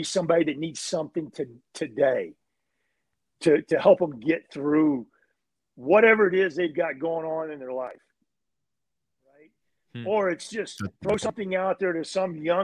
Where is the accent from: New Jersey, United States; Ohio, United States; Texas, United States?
Texas, United States; Growing up in Texas